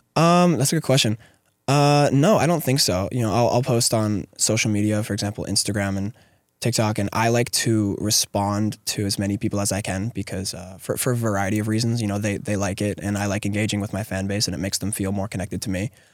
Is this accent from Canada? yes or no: yes; Atikokan, Ontario, Canada; I live in a very, very small town with, uh, under three thousand people